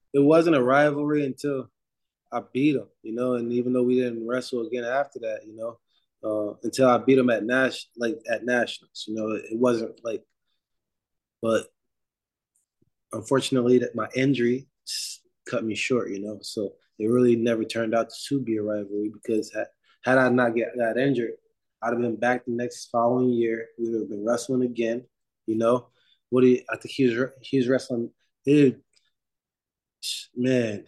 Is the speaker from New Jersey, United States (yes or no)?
yes; New Jersey, United States; I'm from Jersey